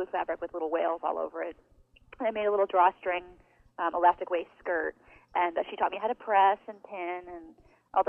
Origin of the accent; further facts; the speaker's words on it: Western New York, United States; now in Seattle, United States; I grew up in Western New York, so we're really far away